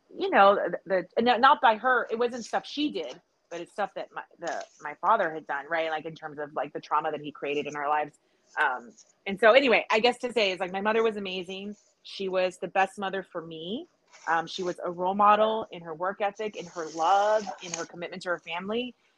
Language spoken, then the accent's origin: English; South Texas, United States; also born or lived in California; now in Austin, United States; I was born in California, raised in South Texas. I've lived in Austin since 98